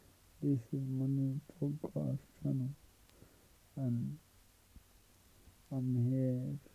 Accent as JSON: {"language": "English", "region": "London", "country": "United Kingdom", "said": "I'm 23 from London."}